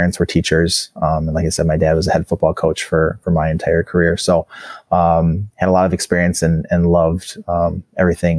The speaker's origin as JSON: {"language": "English", "town": "Menomonie", "region": "Wisconsin", "country": "United States", "tie": "born or raised there", "also_born_or_lived": "North Carolina", "moved": "as an adult", "lives_now": "Stewartville, Minnesota, United States", "said": "I'm originally from Wisconsin, the western portion of the state"}